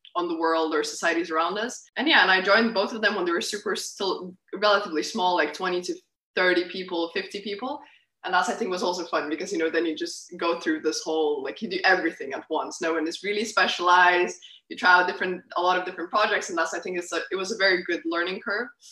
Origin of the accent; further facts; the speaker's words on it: Lithuania; moved away as an adult; also born or lived in Utrecht, Netherlands; I grew up grew up in Lithuania. That's where I finished high school, everything.